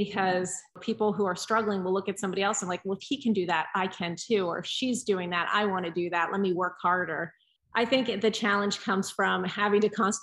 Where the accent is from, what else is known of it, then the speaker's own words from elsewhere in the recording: Pennsylvania, United States; also born or lived in Georgia; I was born in Pennsylvania and immediately moved to Georgia, like when I was a few days old, but then we moved back. So I spent most of my life in Pennsylvania